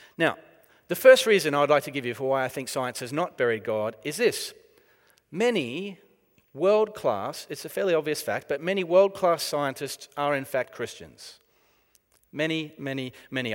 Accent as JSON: {"language": "English", "country": "Australia", "moved": "as an adult", "lives_now": "United Kingdom", "said": "it is from the, uh, former prison colony of Australia that I hark"}